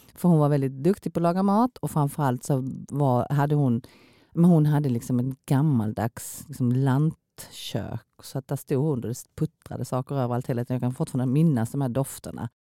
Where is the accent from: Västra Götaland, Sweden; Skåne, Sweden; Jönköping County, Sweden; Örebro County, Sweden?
Skåne, Sweden; Kristianstad; moved away as an adult; also born or lived in South Korea / Stockholm / Helsingborg; now in Malmö, Sweden; jag kommer ju då från Kristianstad och min man kommer ifrån Blekinge.